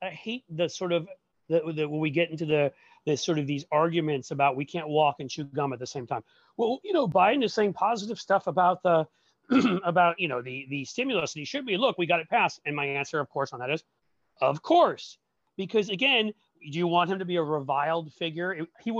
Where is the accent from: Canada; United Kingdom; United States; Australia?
United States; New York City, New York; growing up in Manhattan